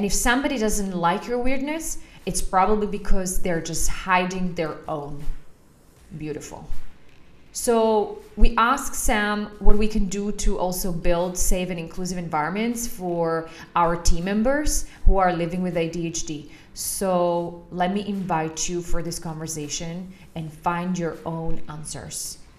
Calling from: Bratislava, Bratislava Region, Slovakia; For a change, I am calling in from Bratislava, which I'm very happy about.

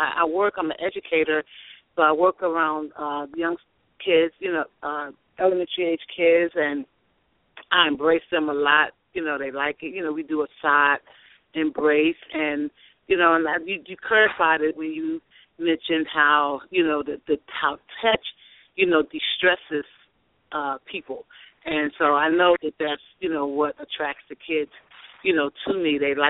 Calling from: Athens, Georgia, United States; I'm calling from Athens, Georgia.

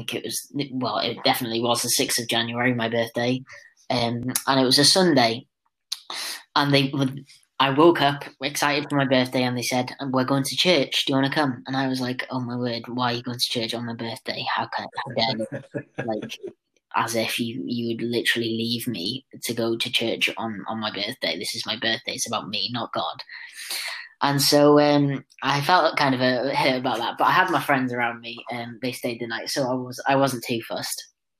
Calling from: Gwersyllt, Wales, United Kingdom; From my house in Gwersylt.

